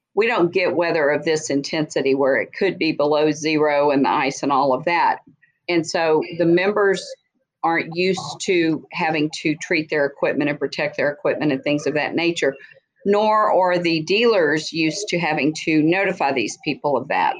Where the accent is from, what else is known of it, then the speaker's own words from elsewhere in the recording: Texas, United States; I was born and raised in Texas